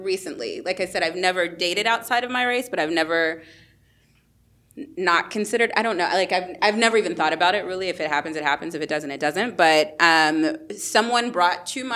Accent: Texas, United States; also born or lived in Colombia

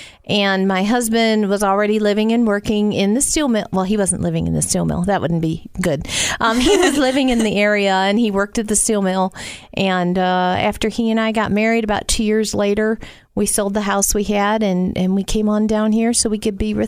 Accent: the South, United States; accent: Southern; up there my whole life, people would say, where are you from? You have a Southern accent.

